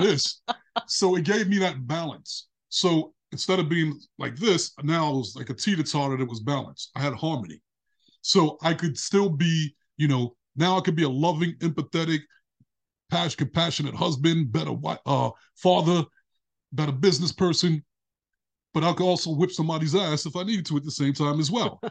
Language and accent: English; New York City, New York, United States; I grew up in Brooklyn when I was little